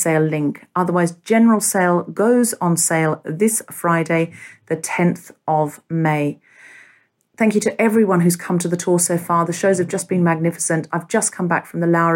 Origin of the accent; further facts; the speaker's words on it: Australia; moved away; I grew up in Australia